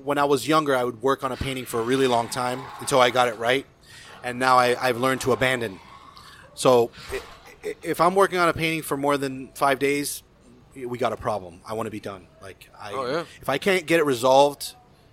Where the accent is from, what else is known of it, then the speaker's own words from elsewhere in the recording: United States; I'm American, but I'm first generation.